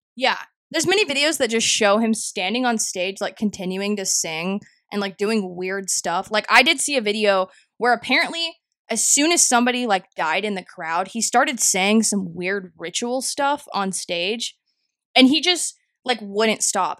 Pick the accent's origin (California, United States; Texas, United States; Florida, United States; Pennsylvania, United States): Texas, United States; North; my hometown middle school, along with a lot of different towns in Texas, North Texas, Dallas, Fort Worth area specifically